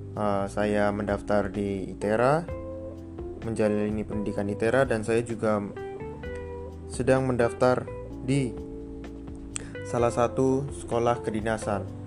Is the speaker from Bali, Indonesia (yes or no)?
no; Pringsewu, Lampung, Indonesia; Saya berasal dari Pringsewu, Provinsi Lampung